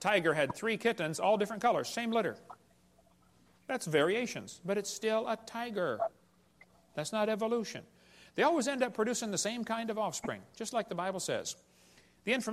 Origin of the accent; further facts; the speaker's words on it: Illinois, United States; I grew up in Illinois, corn country